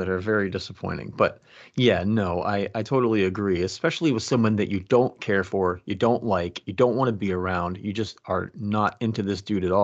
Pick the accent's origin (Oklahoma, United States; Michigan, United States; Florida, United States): Florida, United States; now in Massachusetts, United States; I grew up on the East Coast. So I grew up in Florida. Now I'm in Massachusetts